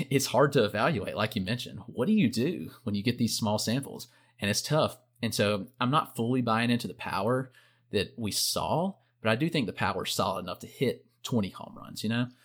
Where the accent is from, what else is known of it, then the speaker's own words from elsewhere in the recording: South Carolina, United States; growing up in South Carolina